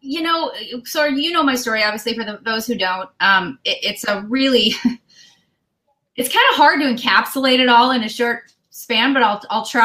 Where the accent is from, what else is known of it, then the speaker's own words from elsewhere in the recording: Denver, Colorado, United States; I was born in Denver, Colorado in 1970